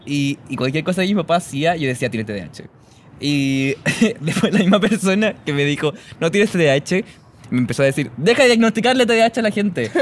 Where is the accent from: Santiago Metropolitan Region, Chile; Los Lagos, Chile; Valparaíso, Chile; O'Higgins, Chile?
Santiago Metropolitan Region, Chile; El Monte; yo soy de El Monte, que, pero siempre voy a decir Taragante, que es un pueblito